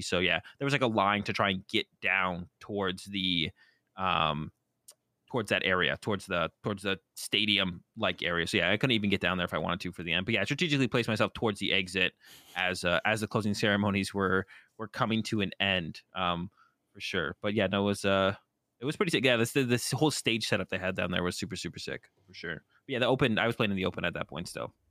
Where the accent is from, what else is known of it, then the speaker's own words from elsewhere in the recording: Boston, Massachusetts, United States; moved away; I'm originally from Boston